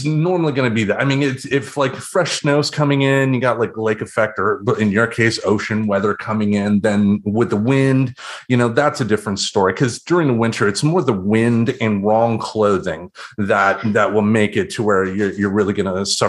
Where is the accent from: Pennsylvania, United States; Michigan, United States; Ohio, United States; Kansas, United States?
Michigan, United States; now in Portland, Oregon, United States; after growing up in Michigan